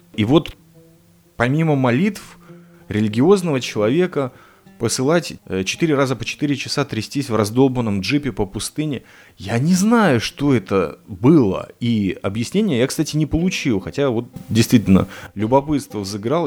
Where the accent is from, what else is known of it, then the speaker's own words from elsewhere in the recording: Riga, Latvia; now in Petah Tikva, Israel; вырос, родился в этом городе Рига